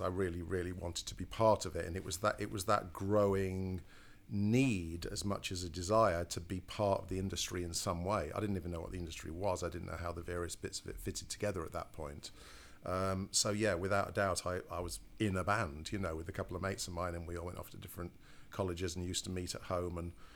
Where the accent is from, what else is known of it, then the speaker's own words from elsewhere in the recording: Cleethorpes, Yorkshire and the Humber, United Kingdom; moved away; also born or lived in Grimsby; I'm from a, a, a, real backwater called Cleethorpes